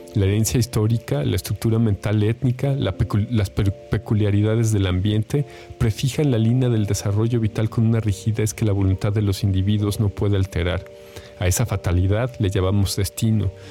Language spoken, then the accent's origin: Spanish; Mexico